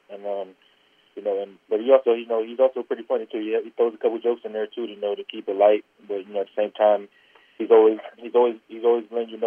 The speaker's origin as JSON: {"language": "English", "country": "United States", "tie": "born or raised there", "said": "it's always been a dream to play for my hometown team."}